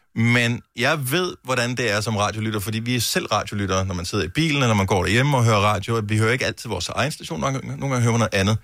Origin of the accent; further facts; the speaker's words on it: Esbjerg, Southern Denmark, Denmark; fra min fødeby, Esbjerg